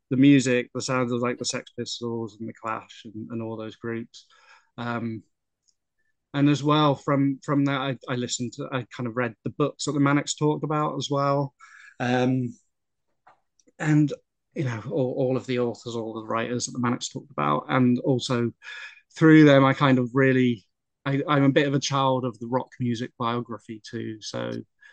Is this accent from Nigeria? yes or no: no; Appledore, South West England, United Kingdom; I grew up in North Devon, small little fishing village called Appledore, on the North Devon coast.